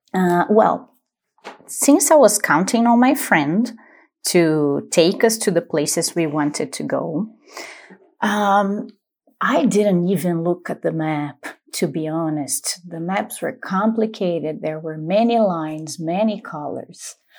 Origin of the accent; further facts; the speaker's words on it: Paulínia, São Paulo, Brazil; English is a second language; I am from Paulínia